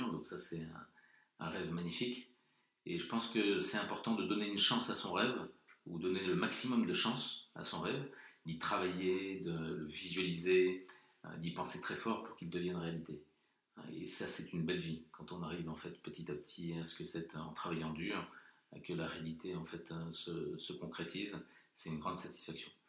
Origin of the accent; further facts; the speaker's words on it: Morocco; born there; comme je suis né au Maroc et que j'ai eu la chance de voyager avec mon père qui était militaire à Madagascar et en Afrique du Sud